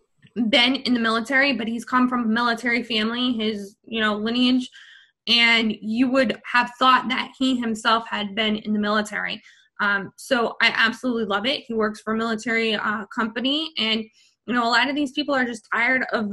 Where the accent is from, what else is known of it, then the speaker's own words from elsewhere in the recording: New York City, New York, United States; I'm from New York City.